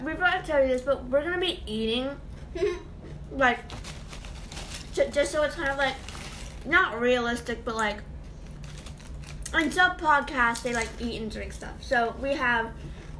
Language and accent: English; New York, United States; I was born in New York